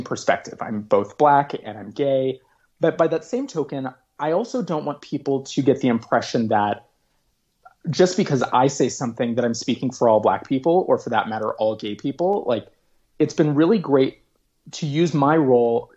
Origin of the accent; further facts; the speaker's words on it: Oakland, California, United States; my hometown here in Oakland